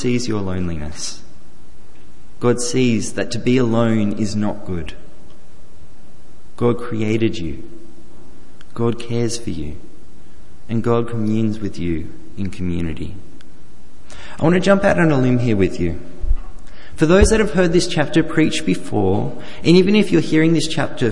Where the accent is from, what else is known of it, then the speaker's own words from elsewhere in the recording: Australia; the farm that I grew up on the New South Wales-Victorian border